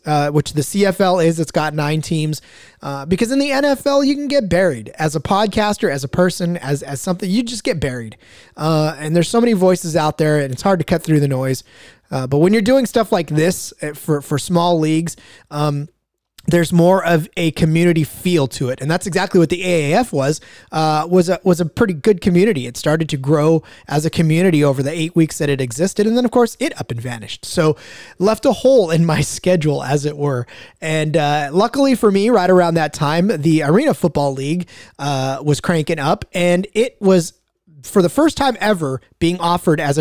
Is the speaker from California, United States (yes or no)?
yes; Central California, United States; I was born in California, which made me by default a 49ers fan because of where I'm at in Central California